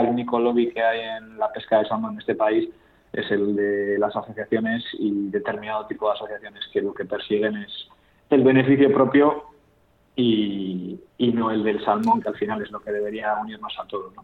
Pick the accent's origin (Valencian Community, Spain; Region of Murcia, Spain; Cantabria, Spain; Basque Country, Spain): Cantabria, Spain; Yo soy de Cantabria